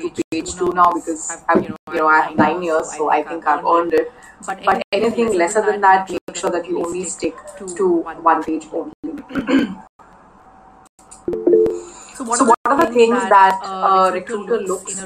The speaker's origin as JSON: {"language": "English", "country": "India", "said": "I am actually an Indian, which means I'm based out of India right now."}